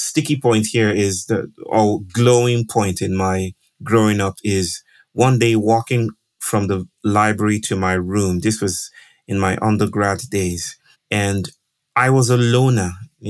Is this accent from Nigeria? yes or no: yes; Nigeria; I grew up in Nigeria, which is west of Africa, and I did a lot of traveling with my family.